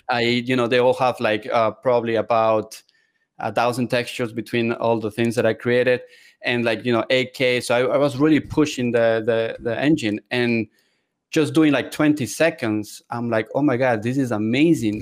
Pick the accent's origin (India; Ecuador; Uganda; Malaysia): Ecuador; moved away as an adult; also born or lived in Seattle, Washington; I am originally from South America, Ecuador